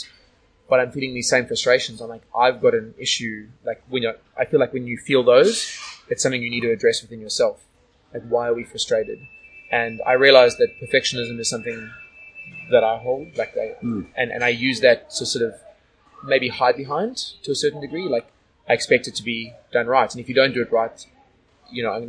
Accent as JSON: {"language": "English", "country": "South Africa", "tie": "born or raised there", "moved": "yes", "lives_now": "Sydney, Australia", "said": "a good friend of mine who I grew up with in South Africa"}